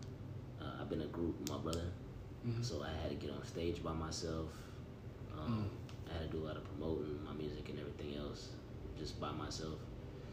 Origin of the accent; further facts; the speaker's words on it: Johnson City, Tennessee, United States; I am from John City.